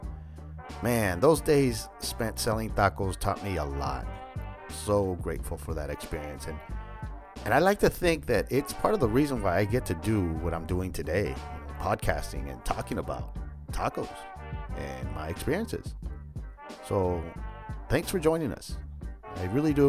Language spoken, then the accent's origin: English; San Jose, California, United States; I grew up in East San Jose